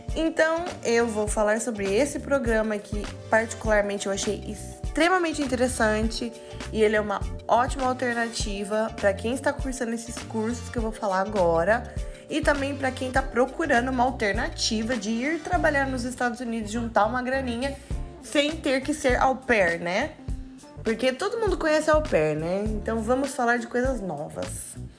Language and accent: Portuguese; Brazil; A gente é brasileiro